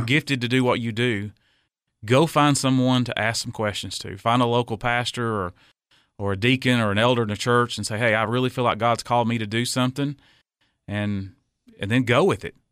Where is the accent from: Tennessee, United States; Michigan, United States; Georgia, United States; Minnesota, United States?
Tennessee, United States; Cookeville; I was born and raised here in Cookville.